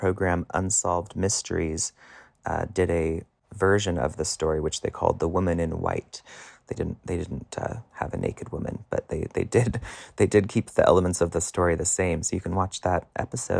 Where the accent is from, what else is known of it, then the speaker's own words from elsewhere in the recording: Pollock Pines, California, United States; Sly Park Boulevard in Pollock Pines, this is up in the Sierra Nevada mountain range where I grew up